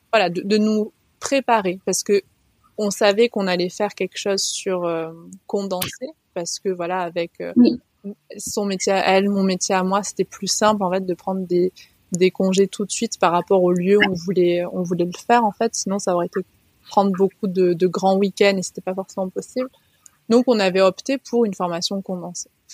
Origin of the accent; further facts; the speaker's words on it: France; also born or lived in Haute-Savoie; now in Var, France; j'ai grandi dans les, dans les Pyrénées, dans les montagnes